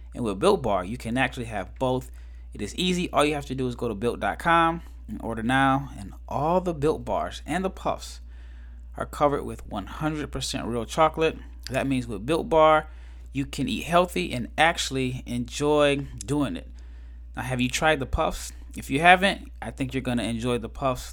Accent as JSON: {"language": "English", "region": "Nebraska", "country": "United States", "tie": "born or raised there", "also_born_or_lived": "Mississippi / Turkey", "moved": "as an adult", "said": "I'm from Nebraska."}